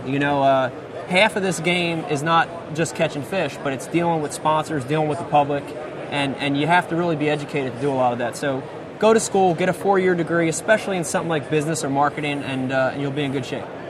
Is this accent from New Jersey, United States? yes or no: yes; New Jersey, United States; growing up for me growing up in New Jersey